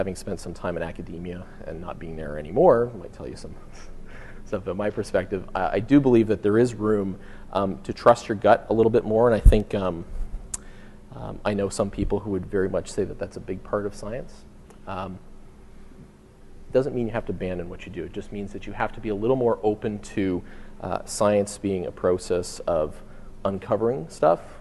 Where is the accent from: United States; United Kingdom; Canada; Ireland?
Canada; we're from Canada